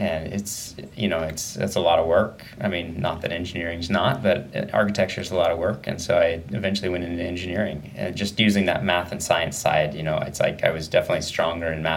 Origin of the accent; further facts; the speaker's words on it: Medford, Oregon, United States; also born or lived in Sacramento; most of the time went to school and everything in Southern Oregon, Medford area, and I grew up there